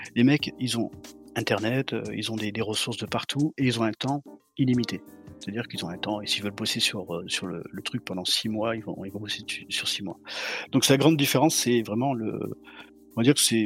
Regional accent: Montpellier, Occitania, France; je suis de Montpellier, du sud de la France

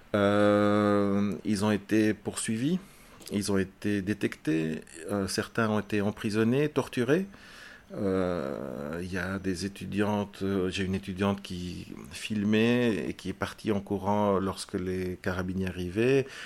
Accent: Belgium; also born or lived in Chile; je suis arrivé à l'âge de 4 ans euh, en Belgique, euh, je suis fils d'exilé. Donc c'est mon père qui était prisonnier politique et on est arrivé en Belgique avec euh, toute la famille. Et donc j'ai grandi en Belgique

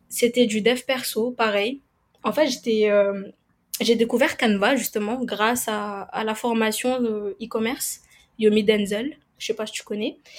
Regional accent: Madagascar; now in Réunion, France; je suis originaire de Madagascar et je vis à La Réunion

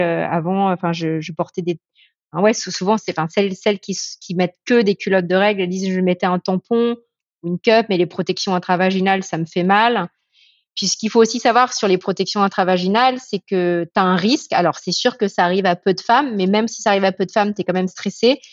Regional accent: France; mon père est anglais et ma mère est chinoise hein, de Malaisie, mais, euh, mais j'ai grandi en France

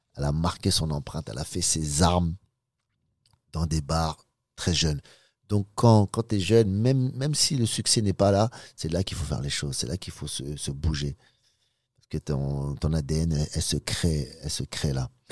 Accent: Sarcelles, Île-de-France, France; also born or lived in Pigalle, Paris / Los Angeles; je viens de Sarcelles, et j'ai l'habitude des, cités, des gangs

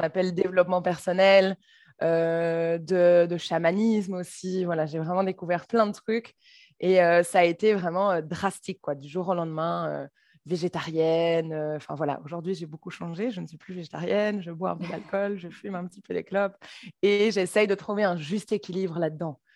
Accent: Brussels, Brussels-Capital Region, Belgium; je suis bruxelloise

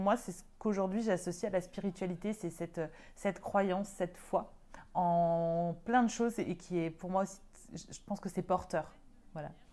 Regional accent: Lyon, Auvergne-Rhône-Alpes, France; moved away as an adult; also born or lived in Paris; je suis lyonnaise

